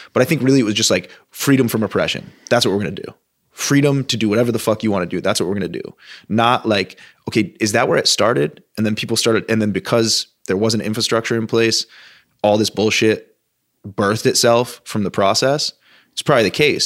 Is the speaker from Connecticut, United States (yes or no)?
no; Vermont, United States; moved away; also born or lived in Southern California / Los Angeles; as a Vermonter, as being somebody from, born and raised in Vermont